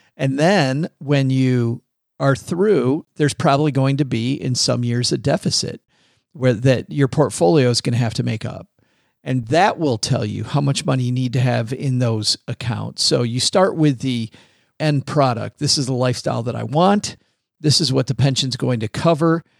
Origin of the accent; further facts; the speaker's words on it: Detroit, Michigan, United States; I'm from Detroit